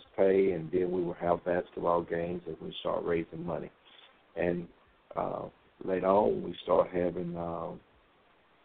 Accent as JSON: {"language": "English", "town": "Greenville", "region": "South Carolina", "country": "United States", "also_born_or_lived": "Fayetteville, North Carolina", "moved": "yes", "lives_now": "Dallas, United States", "said": "I'm originally from Fayetteville, Greenville, South Carolina, then migrated to Fayetteville, North Carolina"}